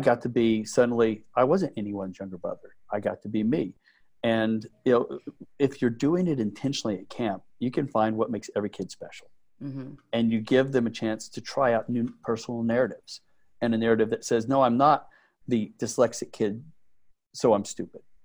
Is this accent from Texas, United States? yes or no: yes; Midland, Texas, United States; I grew up in Midland, Texas